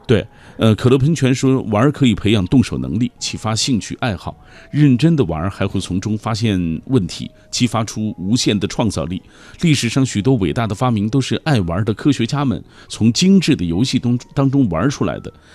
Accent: Xinjiang, China; 新疆人说，北京话尤其是二话不太利落

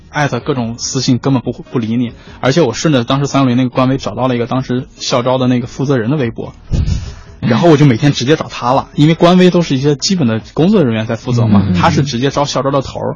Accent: Shanxi, China; 我是来自山西挖煤大手

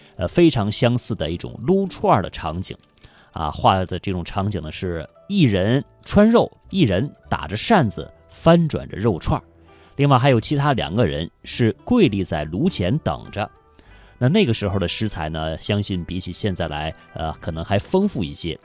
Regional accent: China; 我们中国人涮火锅的标配

